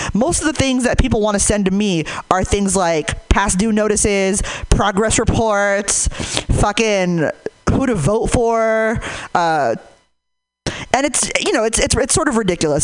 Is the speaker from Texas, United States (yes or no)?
no; Hayward, California, United States; I'm from Hayward